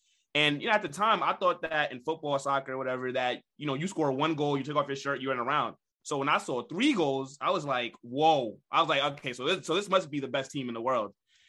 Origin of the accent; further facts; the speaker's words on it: New York, United States; I'm an Arsenal fan from New York.